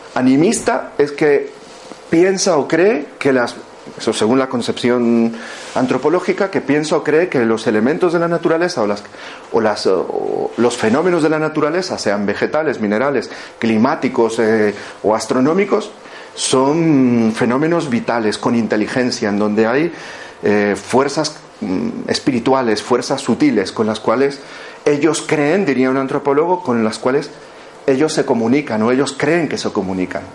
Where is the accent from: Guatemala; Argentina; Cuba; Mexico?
Guatemala; moved away; nací en Guatemala